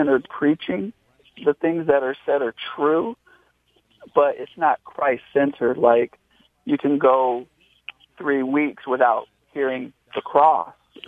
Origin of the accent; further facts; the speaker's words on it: Upland, California, United States; now in Redlands, United States; I'm from Upland, so it's a little more west from Redlands. But, yeah, same area